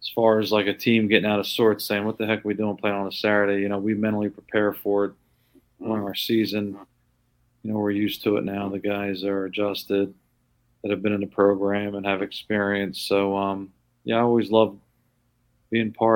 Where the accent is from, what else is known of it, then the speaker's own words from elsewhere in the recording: Vineland, New Jersey, United States; as a player here and as a kid growing up in Vineland